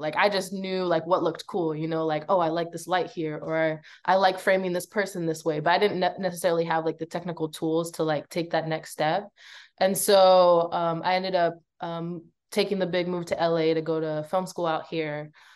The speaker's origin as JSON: {"language": "English", "country": "Belize", "tie": "born or raised there", "moved": "yes", "lives_now": "United States", "said": "I grew up in Belize for a big part of my life, and I ended up coming to America to pursue a better education"}